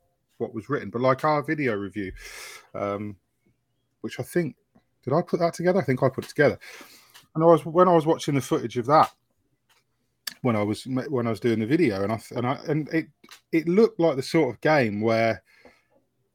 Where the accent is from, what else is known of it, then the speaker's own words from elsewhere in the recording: Kettering, East Midlands, United Kingdom; I'm from Kettering